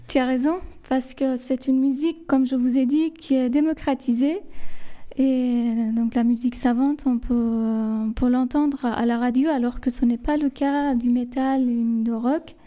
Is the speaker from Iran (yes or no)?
yes; Lar, Fars, Iran; French is a second language; moved away as an adult; now in France; je suis née en Iran. J'ai toujours vécu en Iran jusqu'à mes 27 ans